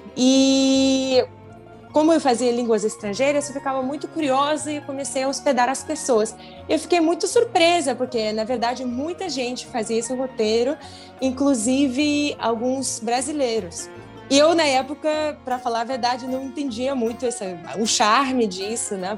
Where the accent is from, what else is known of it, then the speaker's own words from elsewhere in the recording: Siberia, Russia; Portuguese is a second language; eu sou da Sibéria